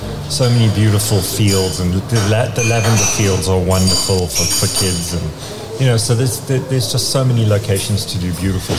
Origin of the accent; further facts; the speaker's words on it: Johannesburg, Gauteng, South Africa; moved away as an adult; now in England; I'm from Johannesburg